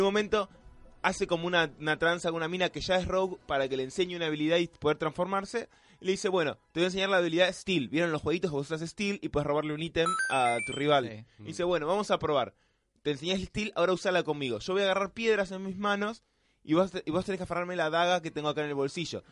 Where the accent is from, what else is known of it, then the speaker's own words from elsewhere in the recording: Argentina; los argentinos cuando vemos algo así medio raro